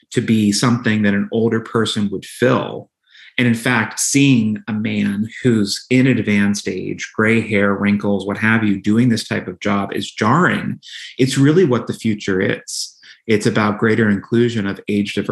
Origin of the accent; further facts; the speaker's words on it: Pittsburgh, Pennsylvania, United States; moved away; I was home in Pittsburgh, as you know, my hometown.